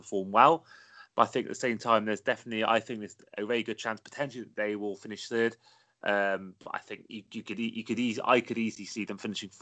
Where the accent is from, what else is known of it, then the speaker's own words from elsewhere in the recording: Wales, United Kingdom; I'm Welsh